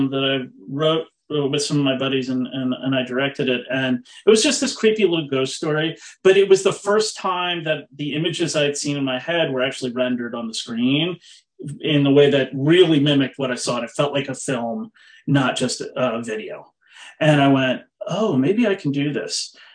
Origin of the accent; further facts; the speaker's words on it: East Coast, United States; also born or lived in Massachusetts; I grew up on the East Coast. I was born in Massachusetts and moved around a lot.